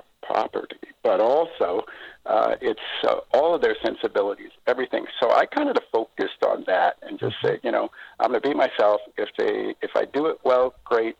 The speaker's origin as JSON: {"language": "English", "town": "Seattle", "region": "Washington", "country": "United States", "tie": "born or raised there", "said": "I grew up in South Seattle. My dad was in the Army, and we came up here because he was at Fort Lewis."}